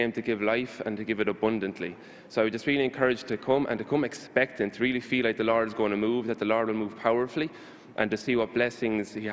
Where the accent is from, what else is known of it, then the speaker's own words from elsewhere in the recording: Ireland; as you can probably tell from my accent, I'm from Ireland